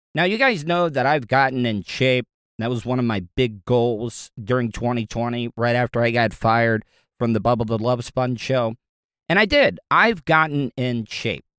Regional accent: Florida, United States; growing up in Florida, I know how to swim

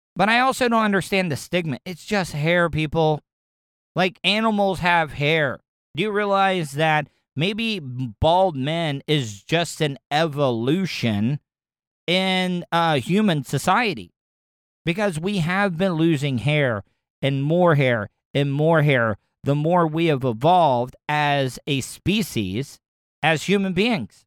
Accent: the South, United States; growing up in the South

